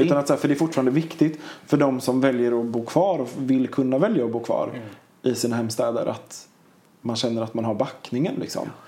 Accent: Linköping, Östergötland, Sweden; moved away; also born or lived in Piteå / Tjörn / Gothenburg / Kungälv; jag är född och uppvuxen i Linköping

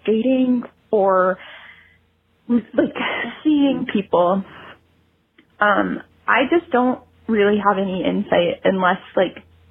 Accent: Cleveland, Ohio, United States; My hometown is Cleveland

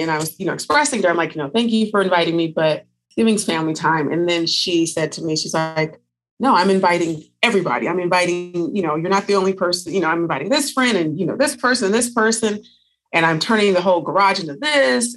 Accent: Northern California, United States; now in Las Vegas, United States; I'm originally from Northern California. I currently live in Las Vegas, Nevada

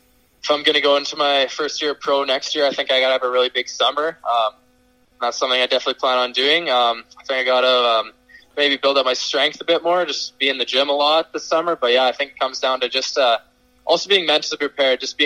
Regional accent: Regina, Saskatchewan, Canada; I was actually in my hometown of Regina

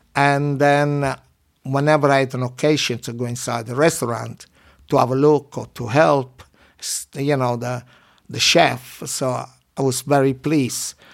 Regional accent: Minori, Campania, Italy; English is a second language; moved away as an adult; also born or lived in London, England; now in England; My hometown in Amalfi Coast, Minori

